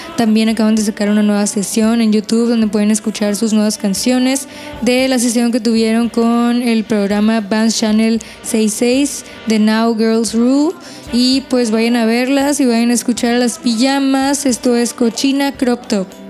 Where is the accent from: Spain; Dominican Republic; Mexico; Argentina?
Mexico; Hermosillo, Sonora; de acá de Hermosillo, Sonora, de donde yo soy